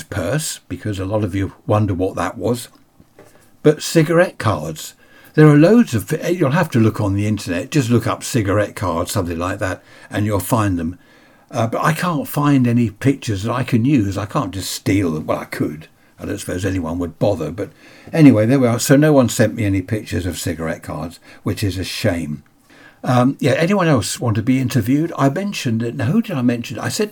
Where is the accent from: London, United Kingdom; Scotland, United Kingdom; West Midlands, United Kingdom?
London, United Kingdom; Sutton; moved away; also born or lived in Carshalton; I was born in Carshorton and lived in Sutton. Then we moved down here.